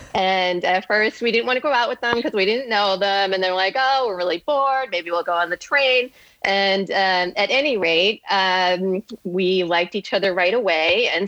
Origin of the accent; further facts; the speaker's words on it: Boston, Massachusetts, United States; moved away as an adult; also born or lived in Northeast US; now in Miami, United States; I'm from Boston, and I went to Mass College of Art and Design there for undergrad. And I lived throughout the Northeast.